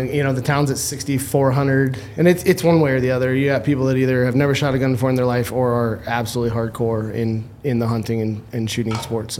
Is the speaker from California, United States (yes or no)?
no; New Jersey, United States; moved away as an adult; now in Flagstaff, United States; That's the New Jersey in me coming out.